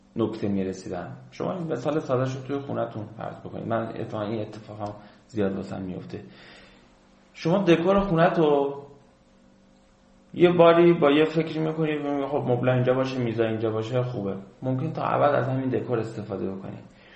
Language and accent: Persian; Khuzestan, Iran; moved away as an adult; ما خوزستانی